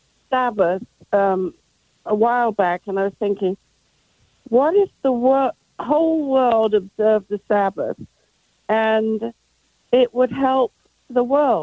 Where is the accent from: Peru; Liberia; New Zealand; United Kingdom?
United Kingdom; England; now in Cleveland, United States; I'm a 76-year-old Brit, and I was raised in England where we had all the stores closed on Sunday and on special holidays like Easter